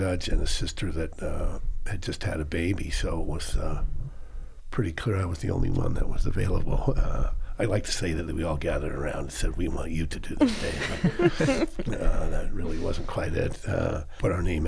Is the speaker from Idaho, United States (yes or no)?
yes; Boise, Idaho, United States; I grew up here in Boise, lived across from the co-op